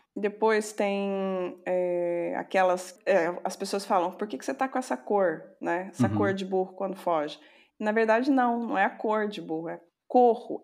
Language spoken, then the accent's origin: Portuguese; Serrania, Minas Gerais, Brazil; Eu sou de uma cidadezinha chamada Serrania